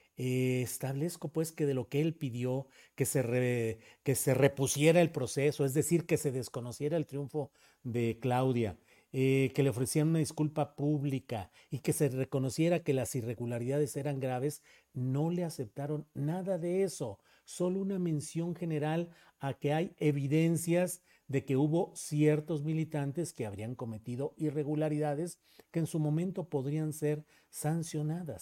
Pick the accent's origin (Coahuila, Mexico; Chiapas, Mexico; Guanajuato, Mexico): Coahuila, Mexico; Torreón; moved away; en Torreón, Coahuila, donde yo nací y crecí en mis primeros años